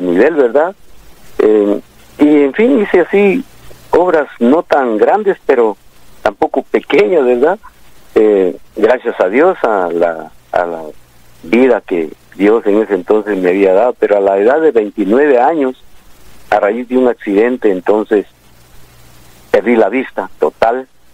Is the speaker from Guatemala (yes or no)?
yes; El Tumbador, San Marcos, Guatemala; now in Guatemala City, Guatemala; Yo soy del departamento de San Marcos